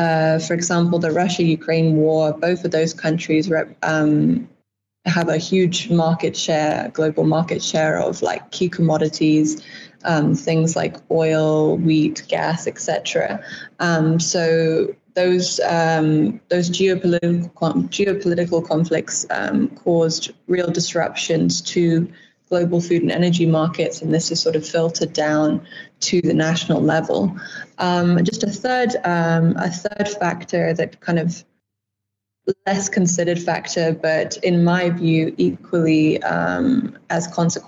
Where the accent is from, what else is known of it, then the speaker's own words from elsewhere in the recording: United Kingdom; also born or lived in United States; now in Namibia; I'm not originally from Namibia. I actually grew up between the UK and the US, but first came to Namibia in 2016 while studying for my bachelor's.